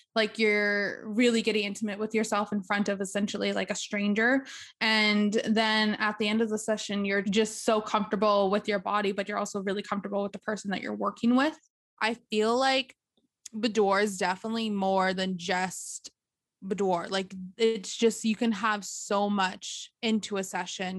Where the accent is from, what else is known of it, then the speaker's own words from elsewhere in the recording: Behchokǫ̀, Northwest Territories, Canada; moved away as an adult; now in Yellowknife, Canada; I am from Bashako, and I've lived in Bashako and grew up in Bashako a good chunk of my life